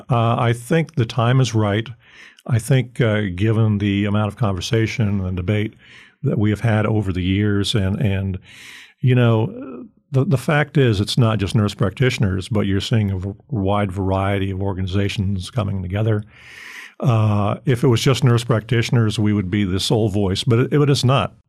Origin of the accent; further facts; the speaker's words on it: Fort Lauderdale, Florida, United States; moved away; I grew up in Florida.